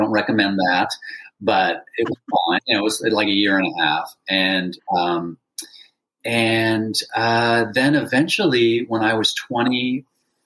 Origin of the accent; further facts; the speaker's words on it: San Francisco, California, United States; growing up in San Francisco